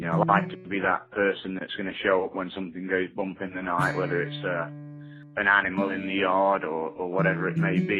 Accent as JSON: {"language": "English", "town": "Nottingham", "region": "East Midlands", "country": "United Kingdom", "tie": "born or raised there", "moved": "yes", "lives_now": "Florida, United States", "said": "I grew up in Nottingham, England."}